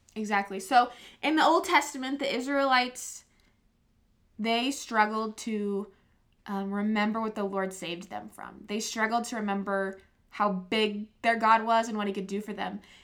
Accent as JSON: {"language": "English", "region": "Nebraska", "country": "United States", "tie": "born or raised there", "also_born_or_lived": "Iowa / Spearfish", "moved": "yes", "said": "I grew up also in Nebraska"}